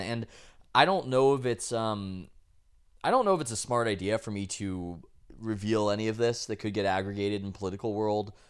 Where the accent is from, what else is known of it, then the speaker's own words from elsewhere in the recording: San Diego, California, United States; I tell him that I'm from San Diego. He asks where. I, uh, I tell him La Jolla because that's where we're from.